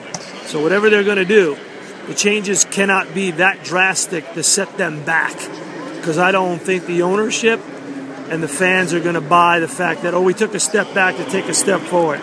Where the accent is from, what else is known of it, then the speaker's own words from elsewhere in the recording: New York, United States; I grew up in New York, and it was a very, very emotional day for a lot of us New Yorkers.